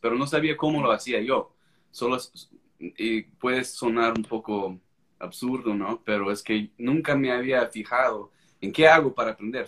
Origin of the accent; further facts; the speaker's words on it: United States; first language English; Spanish is a second language; soy americano, pues creo que se me nota